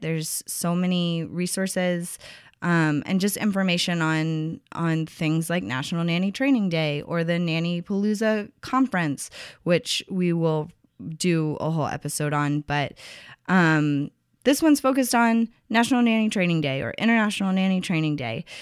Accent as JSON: {"language": "English", "region": "Tennessee", "country": "United States", "tie": "born or raised there", "said": "my home state, Tennessee"}